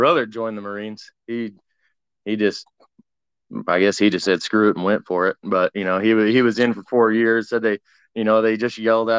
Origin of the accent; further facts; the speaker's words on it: Washington, United States; also born or lived in Oregon; now in Texas, United States; Well, I live in Texas now. But I was from all over Washington, Oregon, all over the place.